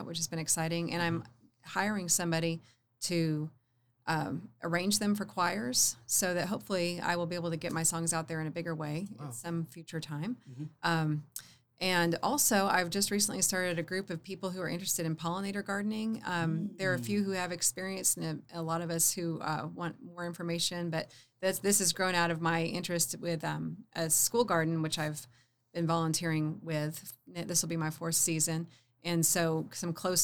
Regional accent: Illinois, United States; now in Oklahoma City, United States; I'm from Illinois

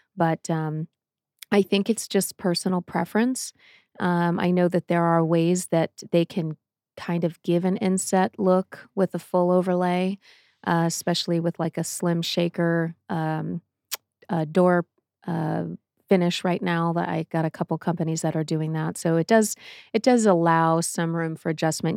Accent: Boston, Massachusetts, United States; now in Arizona, United States; I am from Boston

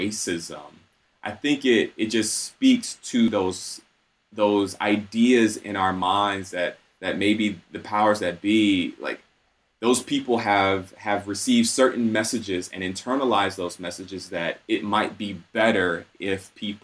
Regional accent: Atlanta, Georgia, United States; moved away as an adult; also born or lived in Southwest Michigan; now in Michigan, United States; growing up in Atlanta, I encountered racist individuals all throughout my childhood and adolescence

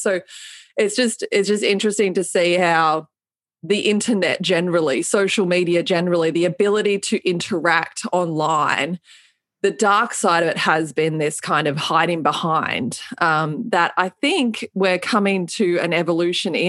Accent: Melbourne, Victoria, Australia; moved away; my hometown in Melbourne, Australia

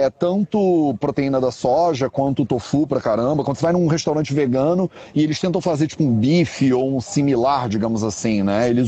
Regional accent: Rio de Janeiro, Brazil; accent: carioca; Eu sou bem carioca.

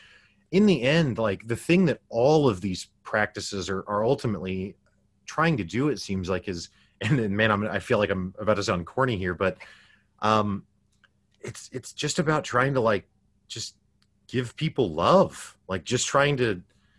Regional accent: Springfield, Missouri, United States; I grew up in the Midwest United States, Springfield, Missouri, which is known as the Bible Belt.

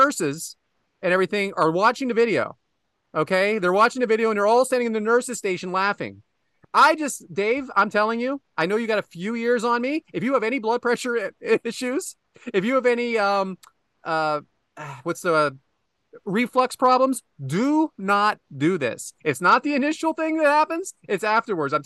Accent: Western Pennsylvania, United States; I'm from Western Pennsylvania.

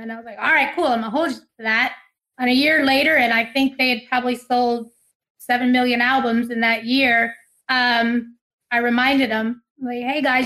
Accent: Ferriday, Louisiana, United States; I'm from Faraday, Louisiana, home of Jerry Lee Lewis, Mickey Gilley, and Jimmy Swaggart

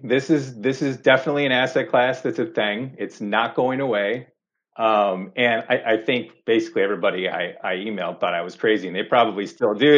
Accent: Chicago, Illinois, United States; moved away as an adult; now in Seattle, United States; growing up in Chicago, living in Chicago, you used to tell people you worked at the Merck or you worked on the floor.

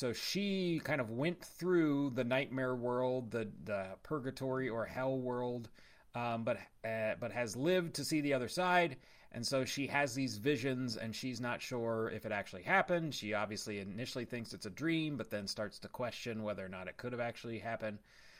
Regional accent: Ohio, United States; I'm from Ohio

